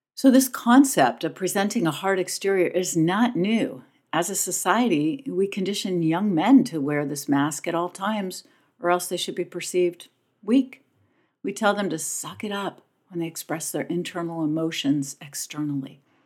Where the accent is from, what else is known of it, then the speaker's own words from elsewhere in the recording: Pennington, New Jersey, United States; my hometown of Pennington, New Jersey